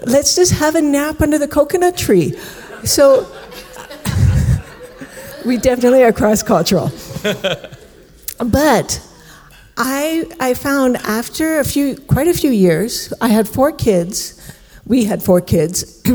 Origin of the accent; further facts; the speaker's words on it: Canada; I'm Canadian, and I'm from rural Canada, so that means you get the crops paid for once a year